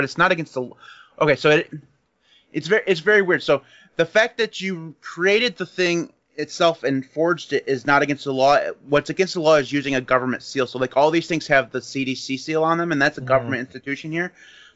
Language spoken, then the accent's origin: English; United States; I know I'm an American. I don't like talking bad about my people